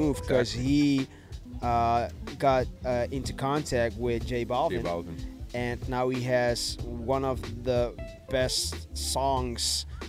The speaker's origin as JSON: {"language": "English", "town": "Rotterdam", "region": "South Holland", "country": "Netherlands", "moved": "yes", "said": "I'm originally from Rotterdam"}